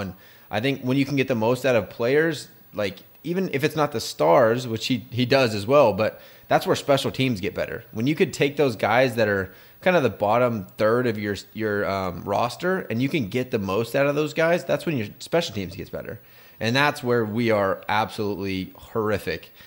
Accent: San Diego, California, United States; we're three fans from San Diego.

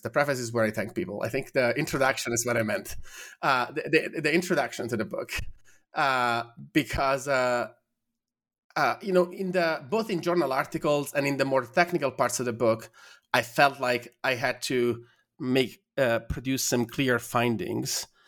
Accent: Italy; moved away as an adult; I'm from Italy

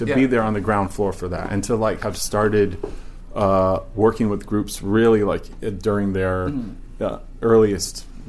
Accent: Blacksburg, Virginia, United States; now in New York, United States; I grew up in Blacksburg, Virginia

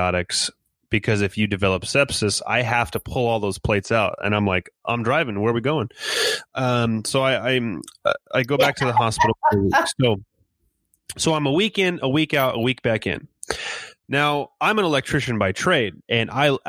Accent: California, United States; moved away as an adult; also born or lived in Inland Empire; now in Kansas, United States; my wife and I are originally from California

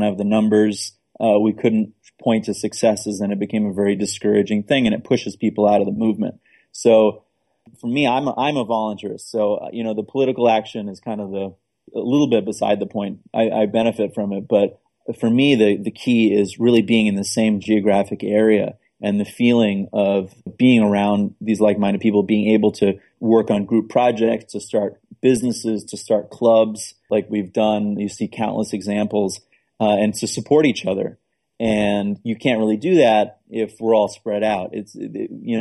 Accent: New York City, New York, United States; moved away as an adult; now in Portsmouth, United States; I moved from Manhattan. I spent, you know, most of my youth there. And part of growing up in New York City

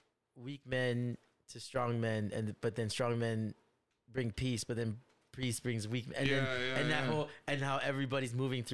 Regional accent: United States; I grew up American, but I'm also Chinese. I come home to Chinese parents

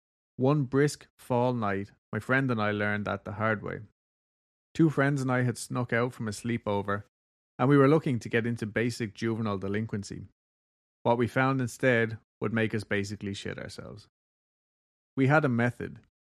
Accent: Colorado, United States; growing up in Colorado was a good time. We don't have nearly the amount of history packed into places on the East Coast, so our ghost legends are few, far between, and new-ish.

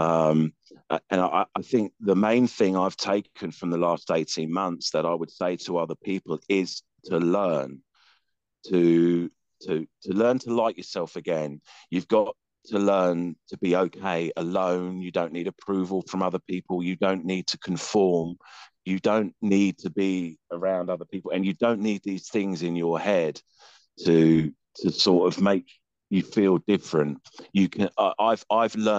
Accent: England, United Kingdom; now in Houston, United States; I'm English.

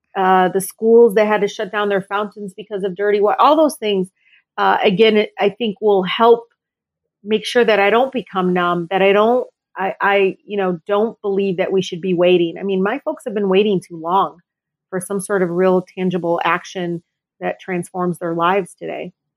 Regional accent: Detroit, Michigan, United States; I grew up, I was born and raised in Detroit

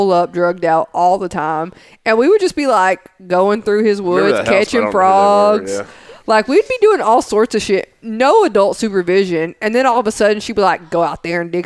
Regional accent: Smithville, Tennessee, United States; moved away as an adult; I'm from Smithville. Like, that's where I graduated high school at.

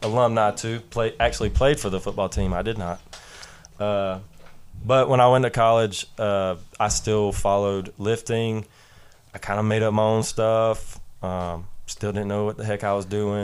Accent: Jefferson, Georgia, United States; I'm from Jefferson High School, which is up North Georgia, right outside of Athens

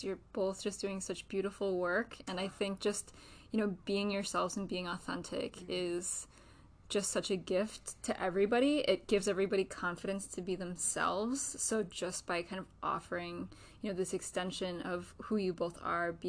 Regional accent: Western New York, United States; I grew up in Western New York, and I grew up in this culture

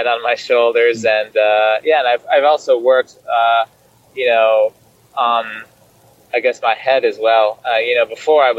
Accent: Michigan, United States; moved away; I used to do this like Tuesday night group ride in my hometown

